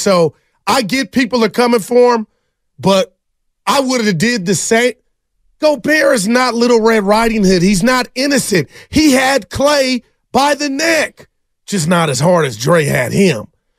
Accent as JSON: {"language": "English", "town": "Union City", "region": "California", "country": "United States", "said": "I'm from Union City, California."}